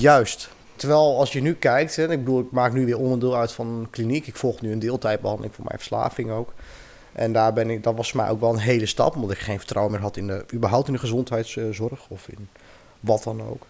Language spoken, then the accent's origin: Dutch; Dronten, Flevoland, Netherlands; moved away; also born or lived in Utrecht / Ermelo; ik ben geboren in Utrecht, opgegroeid in Dronten.